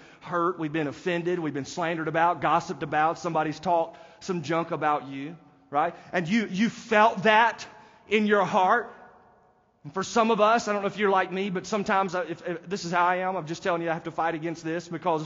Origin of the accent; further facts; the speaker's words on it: United States; they know that I'm not from there because I am an American